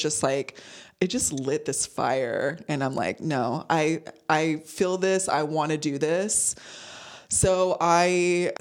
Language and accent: English; San Diego, California, United States; moved away as an adult; also born or lived in Chicago; we're two girls from San Diego, mind you, moving to Chicago